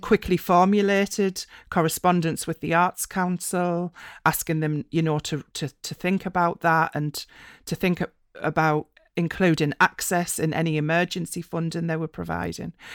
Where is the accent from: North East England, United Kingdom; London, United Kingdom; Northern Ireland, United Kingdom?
North East England, United Kingdom; East Durham coalfield; moved away as an adult; also born or lived in Republic of Ireland; I grew up in the East Durham coalfield